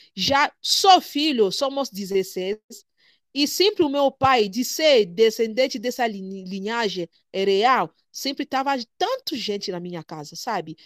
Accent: DR Congo; Portuguese is a second language; moved away as an adult; now in Brazil; sou da República Democrática do Congo. É, estou no Brasil há cinco anos

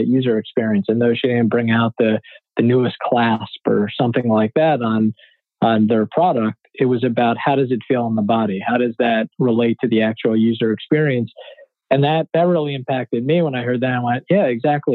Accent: Philadelphia, Pennsylvania, United States; My hometown team

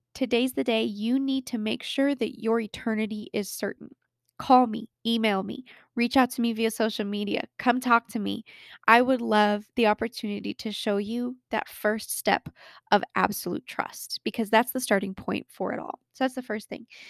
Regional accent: Colorado, United States; born or raised there

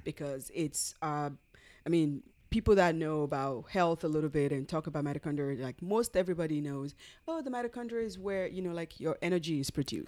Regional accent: Nigeria; moved away; We're originally from Nigeria

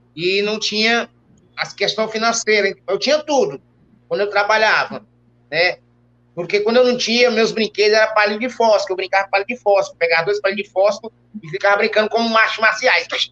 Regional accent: Fortaleza, Ceará, Brazil; also born or lived in Itapipoca, Ceará; eu nasci no interior chamado Itapipoca, no Ceará, certo? É, terra do Tiririca, de outros mais, né? E com 4, 5 anos de idade, eu vim para Fortaleza

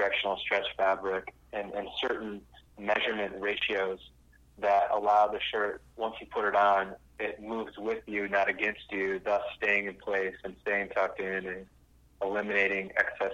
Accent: South Dakota, United States; when I was growing up in South Dakota, I had lawnmowing businesses

